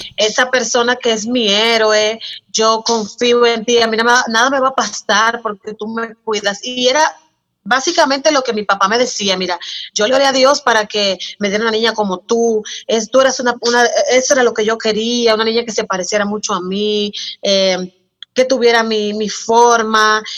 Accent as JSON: {"language": "Spanish", "region": "San Cristóbal", "country": "Dominican Republic", "tie": "born or raised there", "said": "Yo nací en San Cristóbal, aquí en la República Dominicana"}